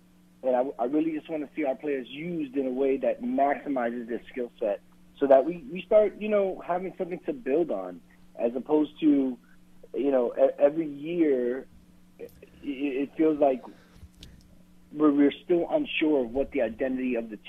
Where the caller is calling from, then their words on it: Washington, United States; from Washington.